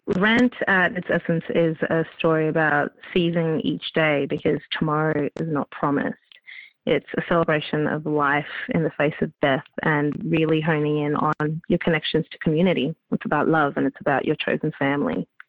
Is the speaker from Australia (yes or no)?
yes; Melbourne, Victoria, Australia; Melbourne's my hometown